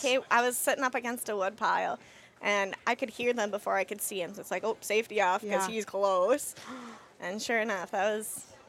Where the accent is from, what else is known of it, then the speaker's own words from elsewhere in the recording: Minnesota, United States; moved away as an adult; now in Wisconsin, United States; I grew up in Minnesota, recently moved to Wisconsin